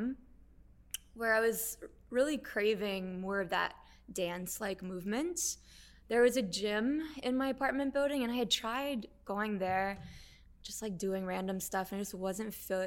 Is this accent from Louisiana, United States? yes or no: yes; Louisiana, United States; so I'm from Louisiana